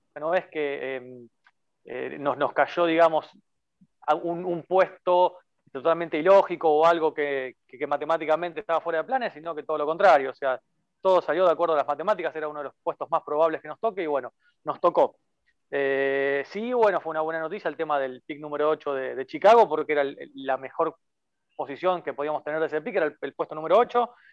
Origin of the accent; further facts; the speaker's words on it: Rosario, Santa Fe, Argentina; yo soy de Rosario, ciudad mm. natal de Messi.